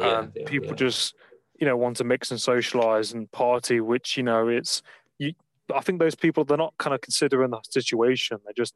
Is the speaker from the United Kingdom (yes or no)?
yes; Nottingham, East Midlands, United Kingdom; moved away; I'm from Nottingham originally.